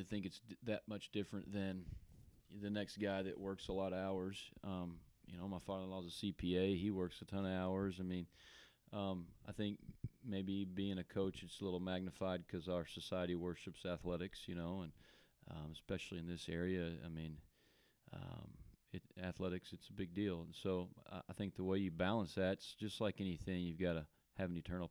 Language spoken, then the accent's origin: English; Allen, Texas, United States; also born or lived in Durant, Oklahoma; I'm a local guy. I grew up in Allen, lived there my whole life